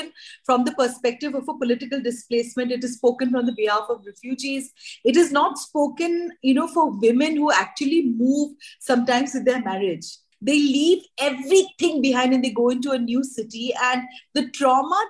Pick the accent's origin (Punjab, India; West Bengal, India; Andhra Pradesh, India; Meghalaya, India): Meghalaya, India; Shillong; moved away; also born or lived in Delhi; I was born in Delhi, and then we moved to Shillong, and I was raised in insurgency. We left Shillong in the 80s